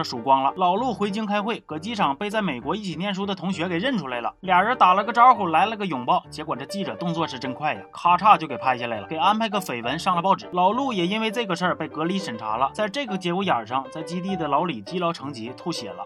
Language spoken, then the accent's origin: Chinese; China; 我们中国人民